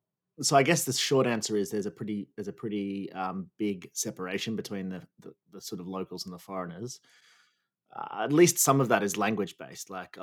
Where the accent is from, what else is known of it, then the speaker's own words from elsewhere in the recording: Australia; also born or lived in China; I'm Australian, obviously.